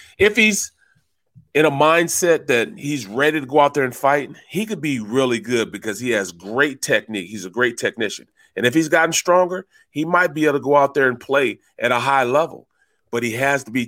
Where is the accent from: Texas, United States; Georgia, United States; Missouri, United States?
Missouri, United States; St. Louis; I'm from St. Louis, Missouri